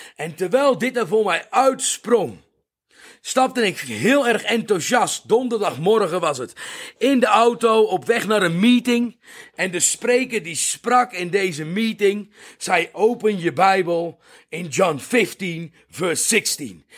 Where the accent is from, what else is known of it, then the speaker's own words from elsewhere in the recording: Netherlands; now in South Africa; Ik ben een Nederlander